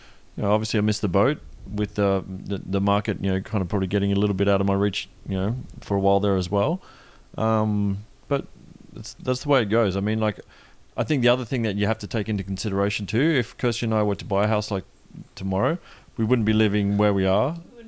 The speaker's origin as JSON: {"language": "English", "country": "Australia", "moved": "yes", "lives_now": "Toronto, Canada", "said": "I'm not moving from Australia to Toronto to be living out of the city."}